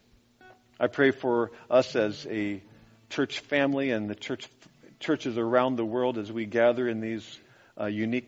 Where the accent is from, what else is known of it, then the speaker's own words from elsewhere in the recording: United States; As an American